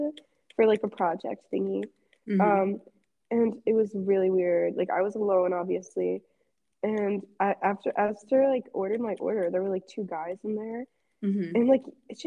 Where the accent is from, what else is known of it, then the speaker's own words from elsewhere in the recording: United States; I'm American